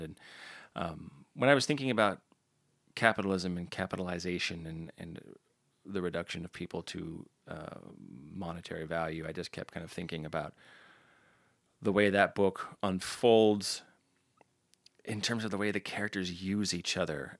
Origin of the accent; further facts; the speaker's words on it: United States; I'm an American